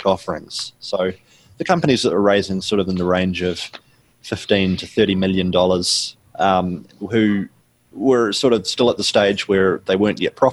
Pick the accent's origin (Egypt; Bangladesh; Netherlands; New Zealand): New Zealand; accent: New Zealand; So people can hear from my accent that I'm from New Zealand